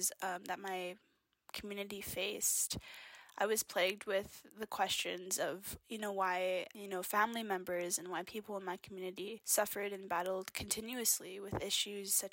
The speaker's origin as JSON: {"language": "English", "area": "Kainai First Nation", "region": "southern Alberta", "country": "Canada", "said": "I'm Blackfoot from the Kainai First Nation, which is located in Treaty 7 territory in southern Alberta"}